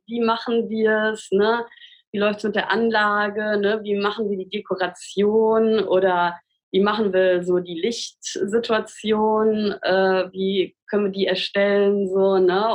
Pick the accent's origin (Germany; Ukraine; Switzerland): Germany; Siegen, North Rhine-Westphalia; moved away as an adult; now in Cologne, Germany; ich bin ja in Siegen aufgewachsen